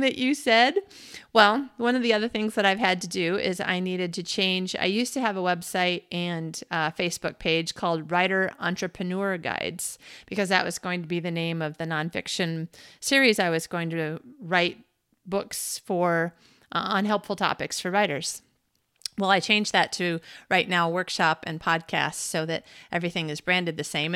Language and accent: English; United States; I am an American woman in the twenty-first century